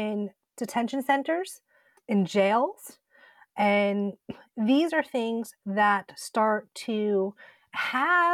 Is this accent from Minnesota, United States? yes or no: no; Southampton, New York, United States; I was born and raised on the Shinnecock Reservation in Southampton, New York